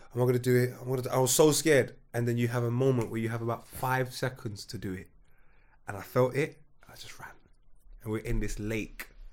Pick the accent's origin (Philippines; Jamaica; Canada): Jamaica; now in England; I'm Jamaican